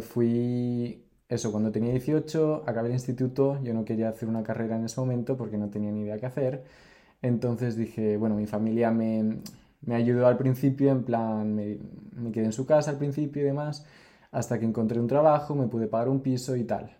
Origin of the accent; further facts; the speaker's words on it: near Santander, Cantabria, Spain; moved away as an adult; also born or lived in Mexico City, Mexico / Germany / Barcelona, Spain / Denmark; yo nací en México, pero me fui muy pequeño a España, me vine muy pequeño a España cuando tenía dos años. Y viví en Santander toda mi vida, en Cantabria, bueno, no en Santander, sino en un pueblo cerca. Em, y después, bueno, crecí allí, fui al colegio allí, fui al instituto allí